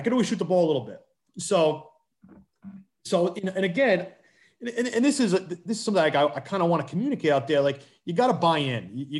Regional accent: Johnston, Rhode Island, United States; also born or lived in Providence, Rhode Island; my hometown school of Johnston

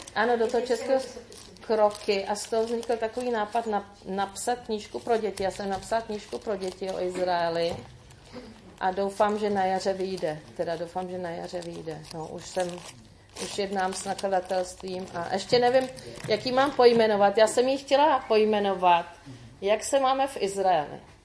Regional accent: Czechia; jako Češi

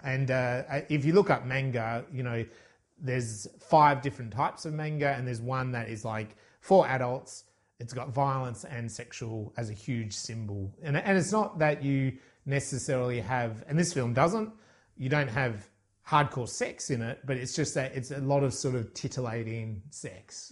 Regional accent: Ireland; you and I growing up in Ireland

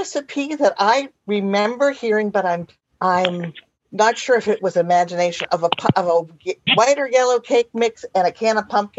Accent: Bellingham, Washington, United States; And I'm from Bellingham, Washington, by the way.

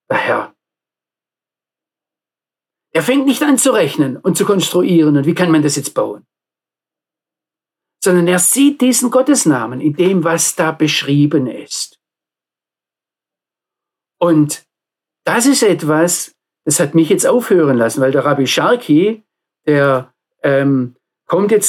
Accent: Baden-Württemberg, Germany; Ich komme aus dem Nordschwarzwald. Wir hatten dort viele, viele Hügel und auf jedem Hügel ein Freizeitheim

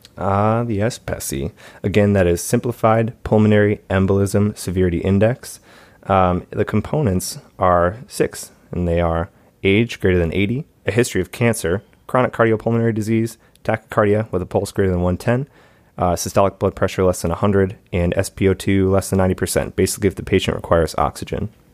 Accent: Michigan, United States; my hometown, Michigan

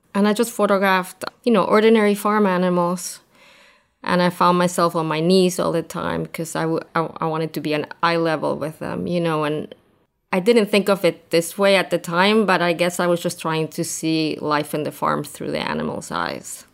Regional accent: Argentina; moved away as an adult; also born or lived in New York, United States / Brooklyn, United States; I grew up in Argentina, and lived there until I was thirty.

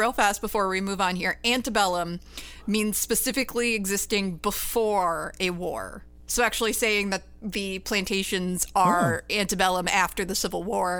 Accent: Georgia, United States; moved away; I grew up in Georgia for 10 years.

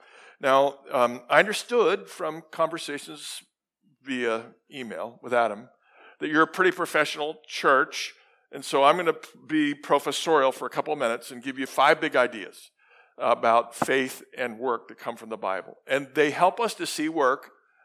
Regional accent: Sydney, New South Wales, Australia; In Australia, I just have to make sure, because I come from Sydney, and people are different in Sydney.

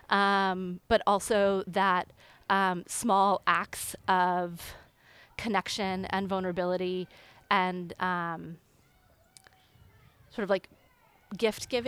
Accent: Tulsa, Oklahoma, United States; also born or lived in Denver, Colorado; I was born in Colorado, and so my brother and I and my parents lived in Colorado in Denver for six years. We lived there until um, we moved at the age of six, actually, to Tulsa, Oklahoma.

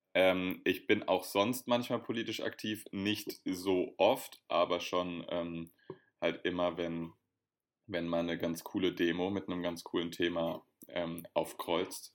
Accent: Berlin, Germany; als Berliner

